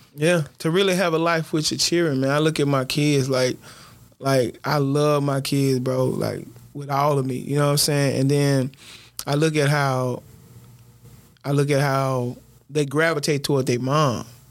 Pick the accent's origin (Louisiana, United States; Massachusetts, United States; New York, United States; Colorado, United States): Louisiana, United States; I'm from Stony Hill